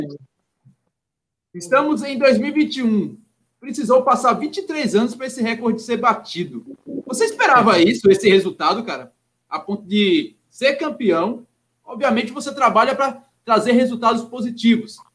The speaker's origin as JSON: {"language": "Portuguese", "region": "Minas Gerais", "country": "Brazil", "moved": "yes", "lives_now": "Rio de Janeiro, Brazil", "said": "cruzeirense que sou, mineiro, sou mineiro"}